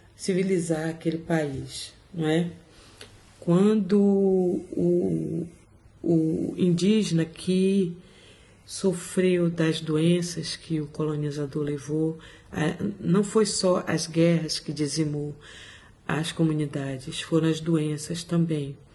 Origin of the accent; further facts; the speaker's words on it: Salvador, Bahia, Brazil; moved away as an adult; also born or lived in Portugal; now in London, United Kingdom; sou de Salvador. Vivo aqui em Londres há 18 anos.